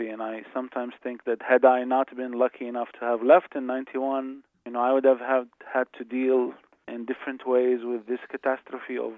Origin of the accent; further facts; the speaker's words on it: Iraq; English is a second language; moved away; Even though I left, but in a way, all Iraqis of my generation witnessed all of this.